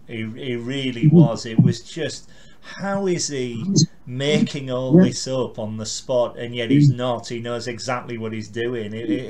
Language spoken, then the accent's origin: English; Carlisle, North West England, United Kingdom; I'm from Carlisle.